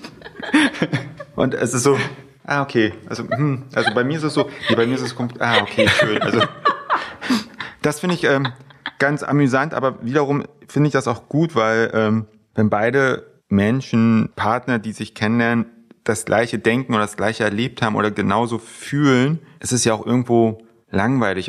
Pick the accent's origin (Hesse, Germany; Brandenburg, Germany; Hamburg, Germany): Brandenburg, Germany; near Frankfurt; now in Berlin, Germany; ich komme ursprünglich, äh, ursprünglich aus der Nähe von Frankfurt-Oder, aus einem kleinen Kuhdorf, quasi vom Bauernhof direkt in die Großstadt gezogen